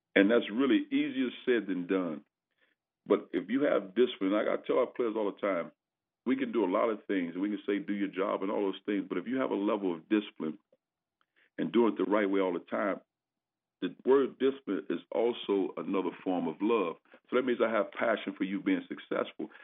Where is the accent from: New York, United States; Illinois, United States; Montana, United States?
Illinois, United States; East St. Louis; moved away as an adult; also born or lived in Indiana / Tennessee / California; now in Missouri, United States; growing up in East St. Louis, uh, I played for the legendary, you know, Benny Lewis